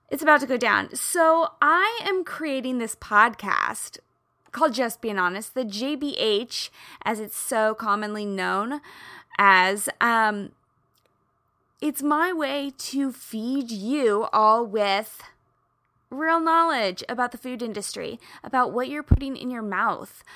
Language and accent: English; Midwest, United States; I grew up in the Midwest